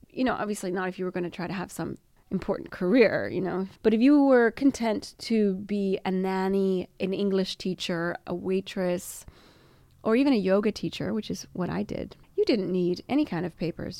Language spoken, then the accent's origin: English; United States; now in Italy; being American